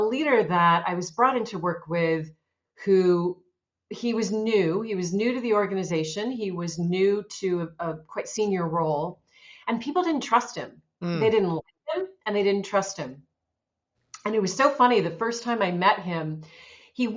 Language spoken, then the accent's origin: English; Seattle, Washington, United States; moved away; also born or lived in New York / Melbourne / London / Los Angeles; I'm originally from Seattle, Washington